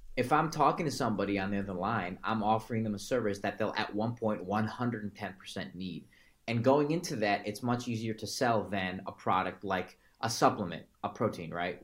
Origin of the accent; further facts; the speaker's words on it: Chicago, Illinois, United States; originally I'm from Chicago